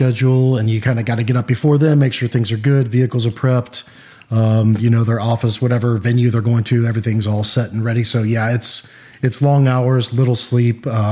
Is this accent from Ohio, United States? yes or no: yes; Cincinnati, Ohio, United States; Originally from Cincinnati, Ohio.